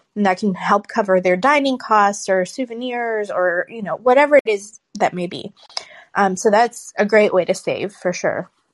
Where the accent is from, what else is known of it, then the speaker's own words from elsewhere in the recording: Florida, United States; I grew up in Florida